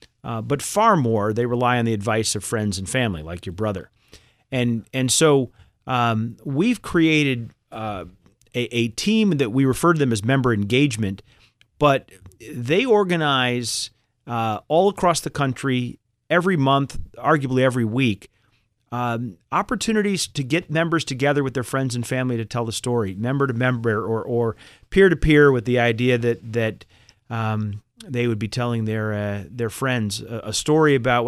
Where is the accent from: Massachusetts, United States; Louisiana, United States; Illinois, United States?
Massachusetts, United States; Boston; I grew up in Boston. And but Chubb was offering me a job in New York. And, you know, for a Boston kid who'd never spent time in New York, that seemed like a really neat idea at the time.